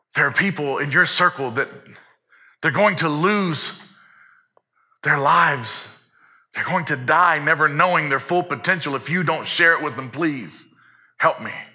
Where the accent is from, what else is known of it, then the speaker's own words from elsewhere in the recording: South Arkansas, United States; I had the benefit of growing up in South Arkansas, which is mostly agricultural